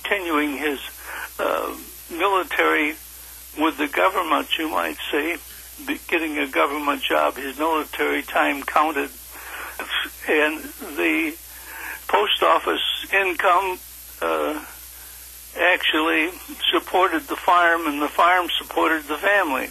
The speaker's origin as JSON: {"language": "English", "town": "Ann Arbor", "region": "Michigan", "country": "United States", "tie": "born or raised there", "said": "I grew up, born and raised in Ann Arbor, Michigan, on a farm"}